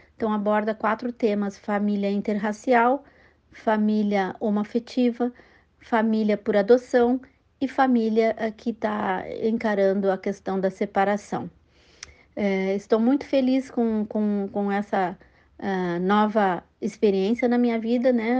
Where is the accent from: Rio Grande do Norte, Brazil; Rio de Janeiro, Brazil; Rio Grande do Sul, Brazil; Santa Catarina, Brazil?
Rio Grande do Sul, Brazil; Pelotas; moved away as an adult; also born or lived in United States; now in Piracicaba, Brazil; médica pelotense